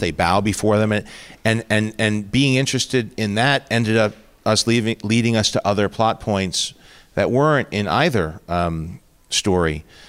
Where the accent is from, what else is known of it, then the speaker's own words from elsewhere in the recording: New York City, New York, United States; moved away; also born or lived in Chicago; growing up in Queens